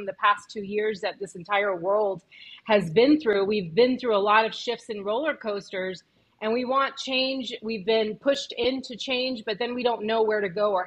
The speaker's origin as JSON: {"language": "English", "country": "Honduras", "said": "I'm Afro-Honduran"}